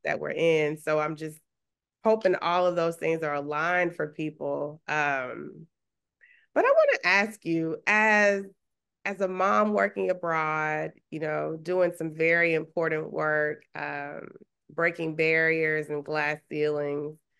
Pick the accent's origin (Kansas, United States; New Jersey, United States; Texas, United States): Texas, United States; Huntsville; where I grew up in Huntsville, you know, small town in Texas